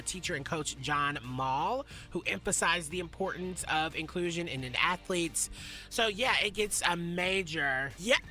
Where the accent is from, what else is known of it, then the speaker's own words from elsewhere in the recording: the South, United States; Growing up in the South